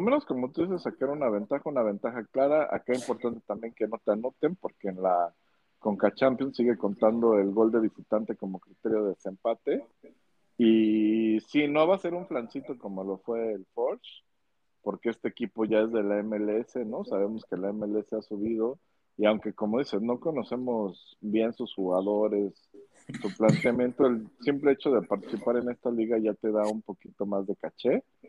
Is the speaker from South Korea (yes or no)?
no; Mexico; así somos los mexicanos